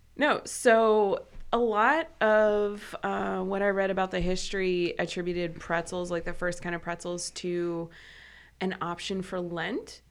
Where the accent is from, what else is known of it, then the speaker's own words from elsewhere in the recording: Midwest, United States; I'm from the Midwest